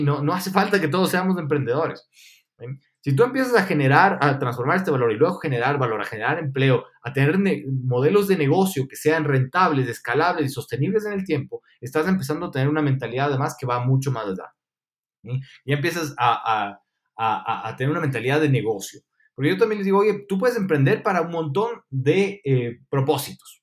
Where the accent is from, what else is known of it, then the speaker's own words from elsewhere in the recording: Ecuador; also born or lived in Argentina; nosotros fallamos como ecuatorianos